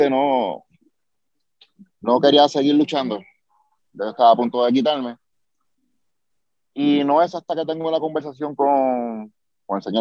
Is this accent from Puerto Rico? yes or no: yes; Mayagüez, Puerto Rico; Eh, no, es un secreto, un secreto para, la gente que conoce que vengo de Mayagüez